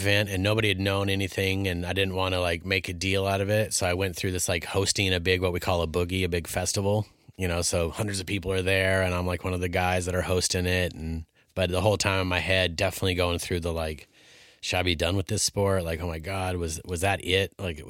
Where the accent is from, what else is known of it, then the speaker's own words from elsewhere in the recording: Alaska, United States; the glory of growing up in Alaska.